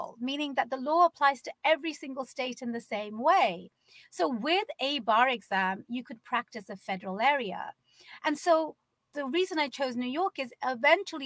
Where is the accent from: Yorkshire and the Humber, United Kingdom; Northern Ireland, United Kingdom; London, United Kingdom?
London, United Kingdom; moved away as an adult; now in Seattle, United States; I was born and raised in London.